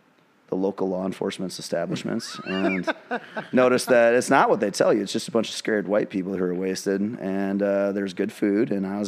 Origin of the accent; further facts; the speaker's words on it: United States; also born or lived in California / North Carolina; I'm an amalgamation of America. I'm an American.